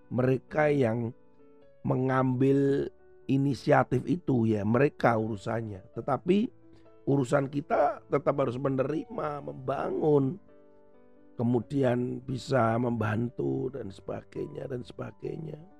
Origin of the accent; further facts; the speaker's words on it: Indonesia; tidak dianggap bahwa sebagai perwakilan negara, tapi saya ini asalnya yang dari